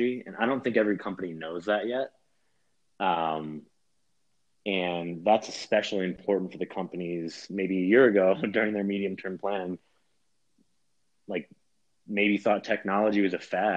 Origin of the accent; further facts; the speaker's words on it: New York, United States; As a New Yorker